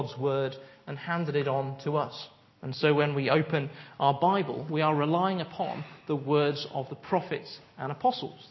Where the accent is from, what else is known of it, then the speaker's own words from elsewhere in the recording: United Kingdom; we're British